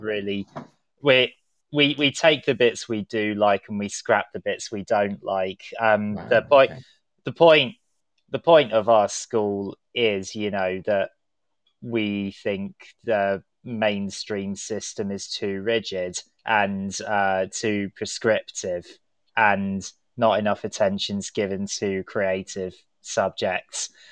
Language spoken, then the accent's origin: English; London, United Kingdom; I am a Londoner myself